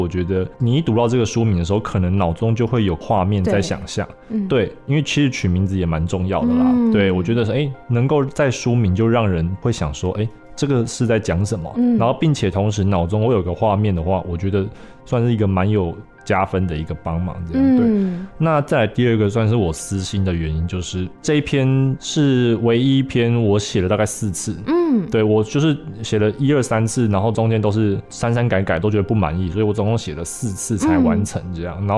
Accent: Changhua County, Taiwan; also born or lived in Taichung; 对因为其实我我是彰化人嘛，然后我十八岁后就到台中的东海大学，对，我研究所也是在那边读的

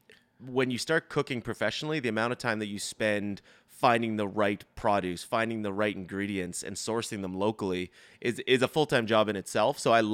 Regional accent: Brookside, Nova Scotia, Canada; So I grew up in Brookside, super close to Peggy's Cove.

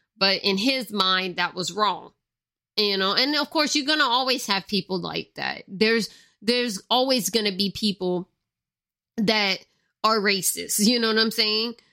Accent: Louisiana, United States; most of the people here are Cajun or Creole, or sometimes both. Like, with me, I'm both. I'm Cajun and Creole because I have both in my family

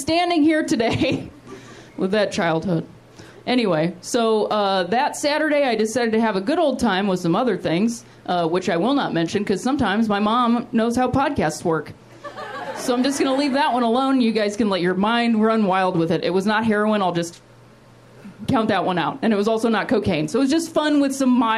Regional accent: Akron, Ohio, United States; also born or lived in West Virginia; my hometown of Akron, Ohio. That's where I'm from

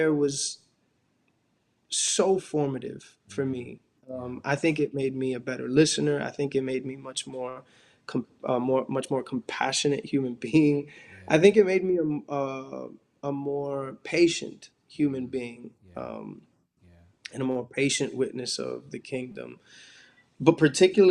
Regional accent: New York City, New York, United States; I grew up in Washington, and particularly in this neighborhood called Dyckman, that's within Washington, you know, the uptown Manhattan area

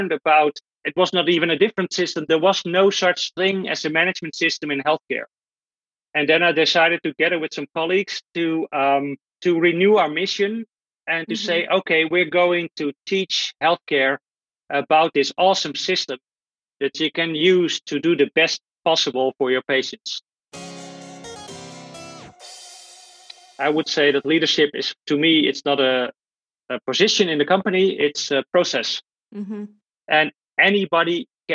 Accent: Netherlands; I'm from the Netherlands

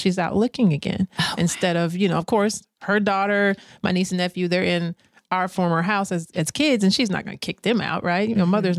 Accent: Michigan, United States; moved away as an adult; all my family's in Michigan. I'm from Michigan. So everybody's back in Michigan

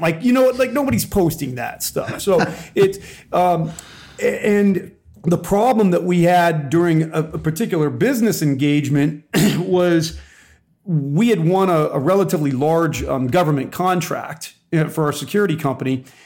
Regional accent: Southern California, United States; I was born and raised in Southern California

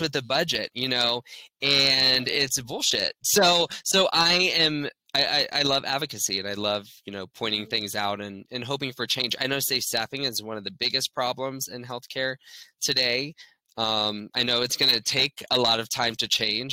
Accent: Orlando, Florida, United States; I'm born and raised in Orlando. So I grew up here

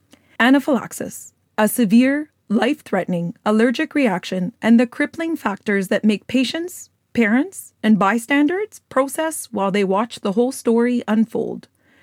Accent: Alberta, Canada; I grew up in Alberta, so I've seen people get struck by lightning and live.

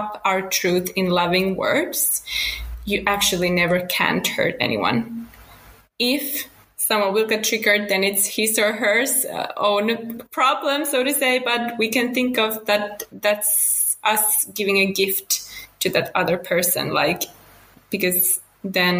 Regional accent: Finland; English is a second language; now in Spain; I'm from Finland originally, now living in Spain with my family.

